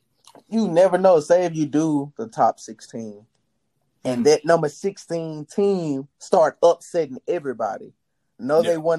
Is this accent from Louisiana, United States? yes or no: yes; Louisiana, United States; I'm from Louisiana